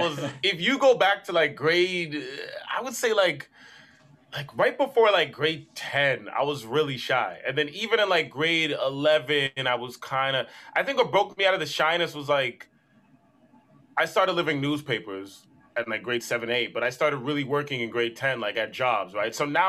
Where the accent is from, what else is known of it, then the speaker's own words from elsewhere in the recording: Brampton, Ontario, Canada; But like I grew up in Brampton.